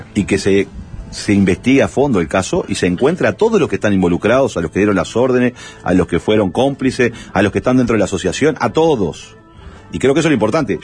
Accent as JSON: {"language": "Spanish", "region": "Montevideo", "country": "Uruguay", "said": "yo vengo de la Gruta de Lourdes"}